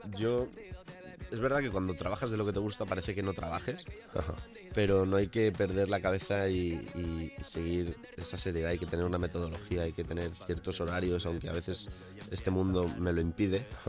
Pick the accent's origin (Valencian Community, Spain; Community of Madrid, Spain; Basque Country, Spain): Valencian Community, Spain; El Puig; moved away; donde yo vivo, bueno, donde yo vivía, donde me crié, eh, en Valencia